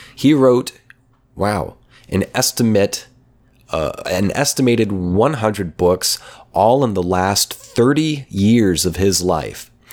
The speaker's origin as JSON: {"language": "English", "region": "Oklahoma", "country": "United States", "tie": "born or raised there", "said": "my hometown in Oklahoma"}